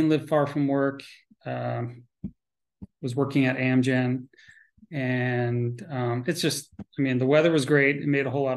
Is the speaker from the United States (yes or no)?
yes; Connecticut, United States; also born or lived in Vermont; I grew up in Connecticut.